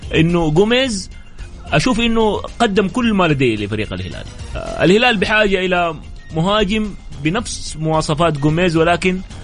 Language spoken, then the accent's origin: Arabic; Saudi Arabia; لاننا احنا سعوديين